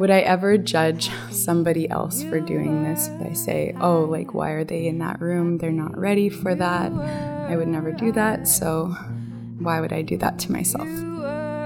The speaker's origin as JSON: {"language": "English", "country": "Canada", "said": "I am from Biktagon First Nation"}